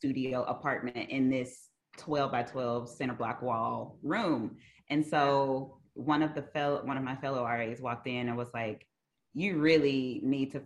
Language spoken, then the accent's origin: English; West Memphis, Arkansas, United States; also born or lived in Conway, Arkansas / Fort Smith, Arkansas; I am originally from right across the bridge, West Memphis, Arkansas. It's where I was born and raised.